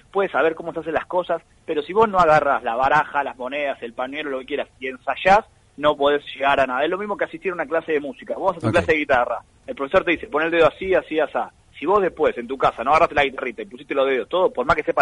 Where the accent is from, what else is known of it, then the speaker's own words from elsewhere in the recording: Buenos Aires Province, Argentina; Andar en Buenos Aires, porque yo soy de Buenos Aires, no de capital.